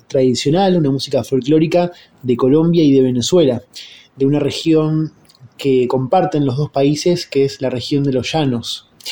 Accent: Buenos Aires, Argentina; los integrantes de …, que somos de Buenos Aires

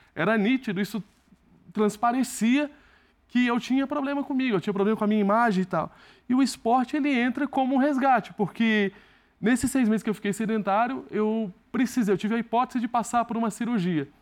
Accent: Barreiras, Bahia, Brazil; eu tenho muito orgulho de ser de Barreiros, foi a cidade que me acolheu, foi a cidade que me fez evoluir

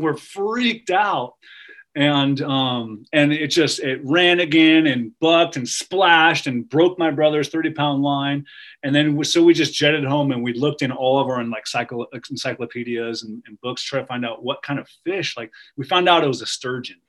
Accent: Truckee, California, United States; grew up early years in Lake Tahoe um, in Truckee

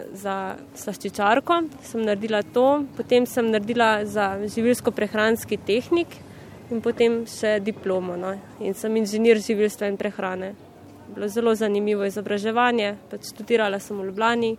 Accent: Cerkno, Slovenia; also born or lived in Ljubljana; prihajam iz Cerkna

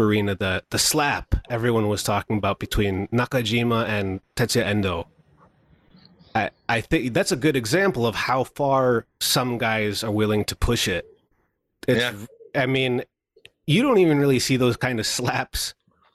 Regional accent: Albany, New York, United States; in my hometown, and it was in Albany, New York

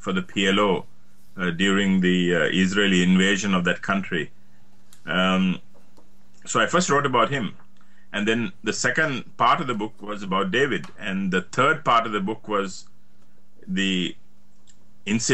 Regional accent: Sri Lanka; moved away as an adult; also born or lived in New York, United States; now in Australia; my parents were born in Sri Lanka, and I was born in Sri Lanka. So that's my background. I lived there for the first 21 years of my life

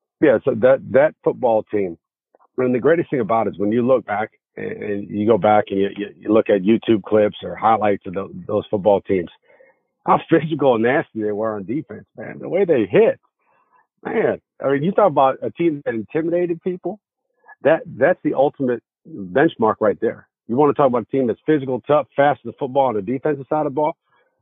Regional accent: Glen Ellyn, Illinois, United States; But I grew up in a town called Glen Ellyn, Illinois. It's a western suburb of Chicago.

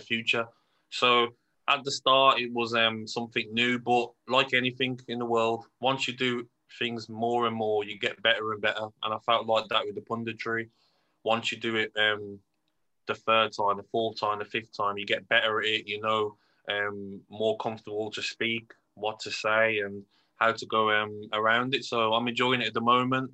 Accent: Birmingham, West Midlands, United Kingdom; accent: Brummie; my accent, um, the Brummie accent

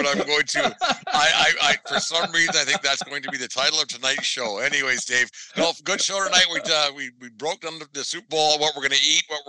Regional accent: Canada; It's all we have as white Canadian males.

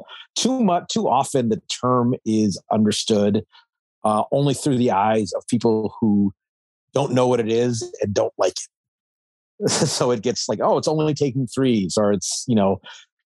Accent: Anchorage, Alaska, United States; moved away; I'm originally from Anchorage, Alaska.

